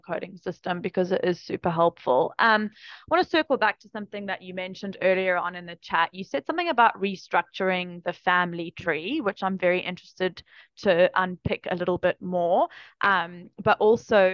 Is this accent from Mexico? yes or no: no; South Africa; I grew up in South Africa in the 90s